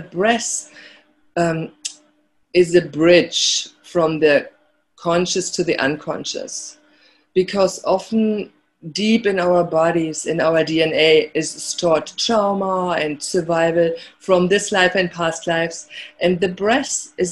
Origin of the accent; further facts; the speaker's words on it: Germany; moved away; growing up in Germany